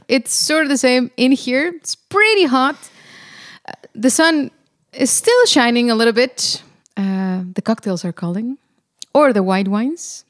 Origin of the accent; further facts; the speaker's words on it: Monterrey, Nuevo León, Mexico; now in Netherlands; I come from Monterrey, Mexico, in the northeast of Mexico